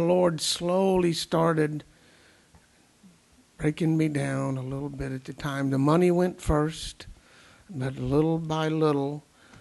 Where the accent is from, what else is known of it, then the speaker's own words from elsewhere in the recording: the South, United States; moved away; When I was coming up in the heat and humidity down south